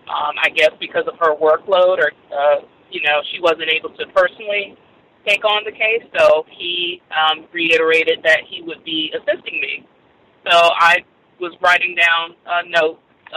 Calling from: Florida, United States; I'm calling from Florida

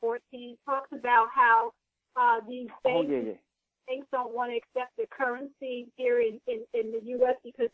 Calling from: New Jersey, United States; Hi. Yes, I'm calling from New Jersey.

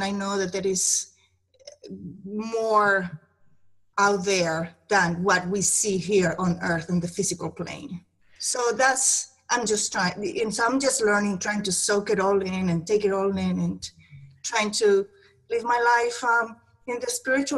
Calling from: Maryland, United States

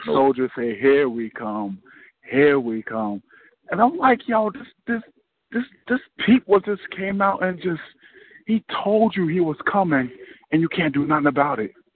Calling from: North New Jersey, United States; I'm calling from North New Jersey

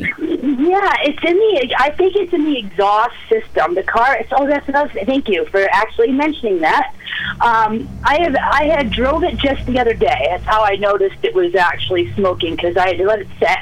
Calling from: Mexico, Maine, United States; I'm calling from Mexico

